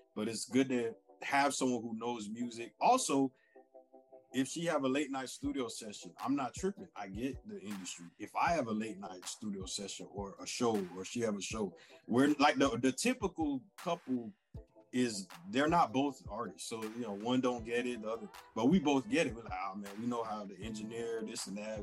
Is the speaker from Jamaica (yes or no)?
yes; Jamaica; I am Jamaican.